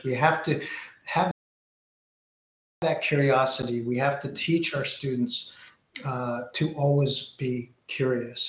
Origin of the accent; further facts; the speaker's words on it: Greenwich, Connecticut, United States; I grew up in Greenwich, Connecticut